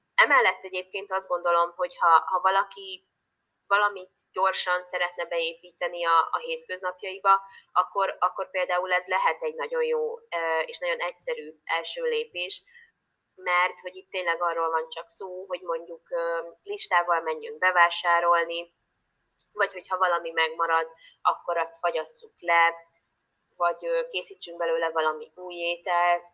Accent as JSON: {"language": "Hungarian", "country": "Hungary", "moved": "yes", "lives_now": "Budapest, Hungary", "said": "én vidéki vagyok alapvetően"}